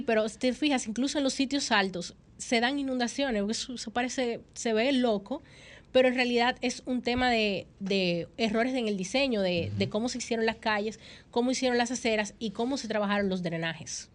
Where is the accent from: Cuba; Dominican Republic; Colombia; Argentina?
Dominican Republic; como dominicana